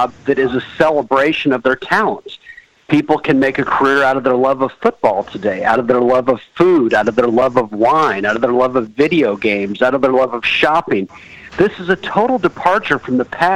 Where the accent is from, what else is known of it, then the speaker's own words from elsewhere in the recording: Los Angeles, California, United States; now in Washington D.C., United States; I grew up in Los Angeles, California